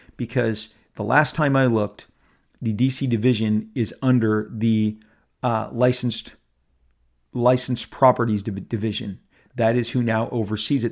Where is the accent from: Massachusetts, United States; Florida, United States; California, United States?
California, United States; Orange County; I've lived here my entire life. I was born here. I was born in Orange County.